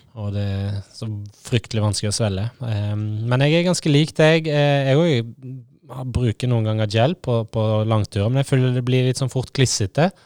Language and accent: Norwegian; Hardanger, Vestland, Norway; jeg er enkel gutt fra Hardanger